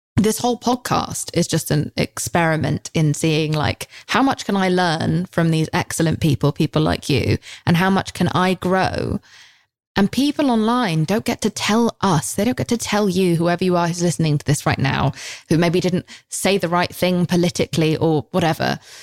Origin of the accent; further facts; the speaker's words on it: United Kingdom; I'm British